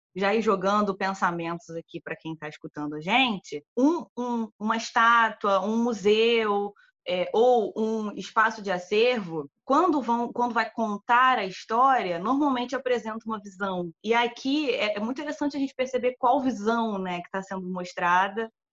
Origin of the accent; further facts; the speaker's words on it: Brazil; nossa enquanto brasileiros